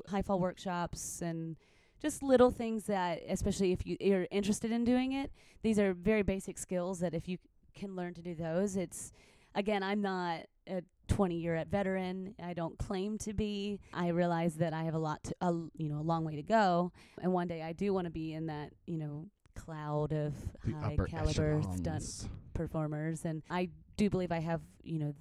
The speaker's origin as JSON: {"language": "English", "town": "Nashville", "region": "Tennessee", "country": "United States", "also_born_or_lived": "Chicago", "moved": "yes", "lives_now": "Los Angeles, United States", "said": "I'm also from Nashville"}